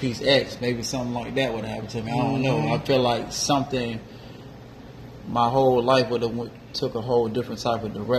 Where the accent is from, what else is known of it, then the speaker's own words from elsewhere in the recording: Miami, Florida, United States; also born or lived in West Palm Beach; I'm originally from Miami, 305